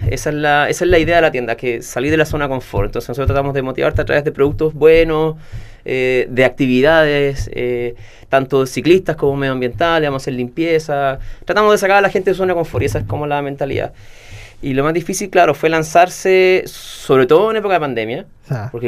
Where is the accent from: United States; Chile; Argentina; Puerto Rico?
Chile; Puerto Varas, Los Lagos; cuando terminé el viaje, regresé acá. Yo soy de Puerto Vara